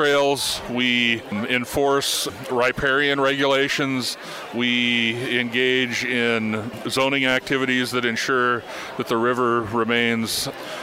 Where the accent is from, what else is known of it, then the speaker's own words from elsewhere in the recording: Missoula, Montana, United States; I was born in Missoula, Montana in 1964.